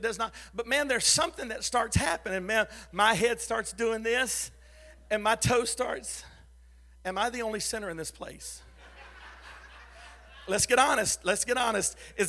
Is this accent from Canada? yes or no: no; Philippines; also born or lived in Texas; I said, no, I'm from Texas. I was raised in the Philippines. My parents were missionaries there.